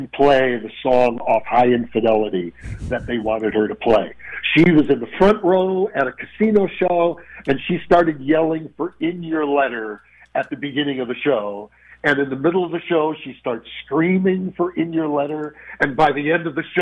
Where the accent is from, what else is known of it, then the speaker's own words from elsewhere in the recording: Chicago, Illinois, United States; I grew up in Chicago